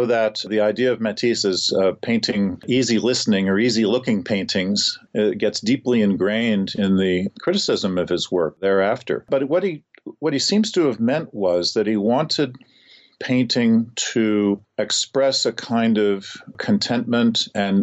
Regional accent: St. Louis, Missouri, United States; the St. Louis Art Museum, my hometown museum

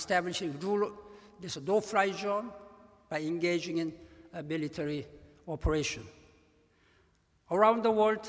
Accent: South Korea; moved away as an adult; I grew up in Korea, in poverty and war of Korea

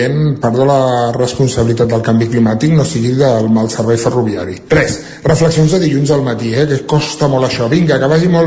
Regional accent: Centelles, Catalonia, Spain; de Centelles.

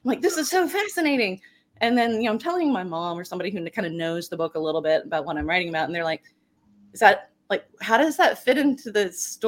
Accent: Baton Rouge, Louisiana, United States; No. I mean, I grew up in Baton Rouge, so okay.

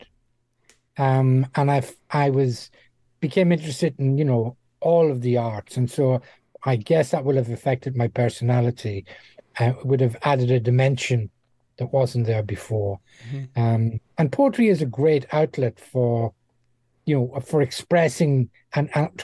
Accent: Dundalk, Leinster, Ireland; moved away as an adult; also born or lived in Middle East / Far East; now in United Kingdom; my hometown of Dundalk

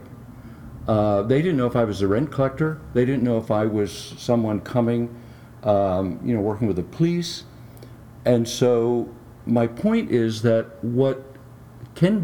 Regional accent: United States; I happened to be born here

